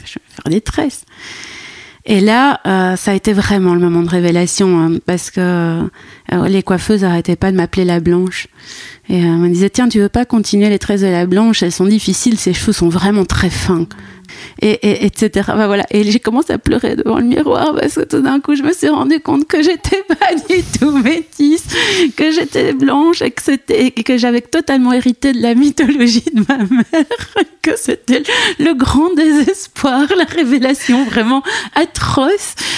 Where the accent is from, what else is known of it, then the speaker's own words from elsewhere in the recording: Brussels, Brussels-Capital Region, Belgium; j'ai grandi à Bruxelles convaincue que j'étais métisse